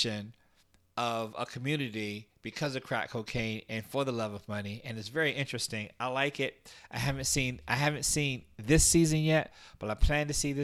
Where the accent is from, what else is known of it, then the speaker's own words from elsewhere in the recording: Washington, District of Columbia, United States; including my inner city, which was Washington, D.C. For those of you who don't know, I was raised right on Capitol Hill